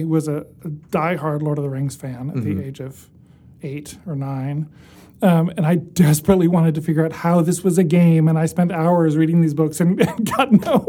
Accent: Ithaca, New York, United States; I grew up in Ithaca, New York.

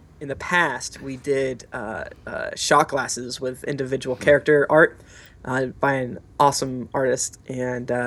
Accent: Florida, United States; I'm from Florida

